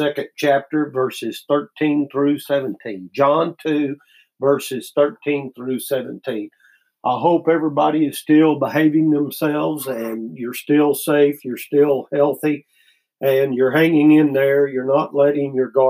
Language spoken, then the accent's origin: English; United States; As American Christians